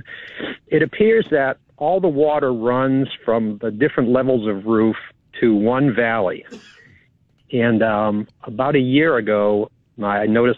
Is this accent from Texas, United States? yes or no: yes; New Braunfels, Texas, United States; I'm from New Braunfels.